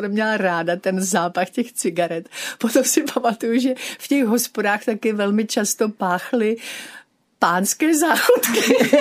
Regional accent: Prague, Czechia; moje kořeny, moje osobní už jsou tady v Praze a já jsem prostě oddaná Pražačka, Prahu miluju

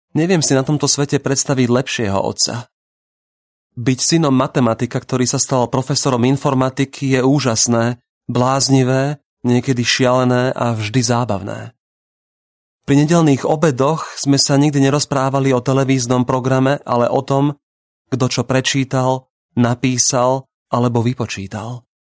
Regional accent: Bratislava, Bratislava Region, Slovakia; Narodil som sa koncom roka 1976 v Bratislave

